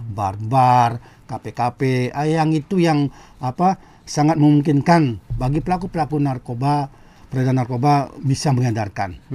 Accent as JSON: {"language": "Indonesian", "region": "Bali", "country": "Indonesia", "said": "kita berada di Pulau Bali ini semestinya kita sebagai orang Bali apa yang dikatakan tadi oleh Pak Putra ya"}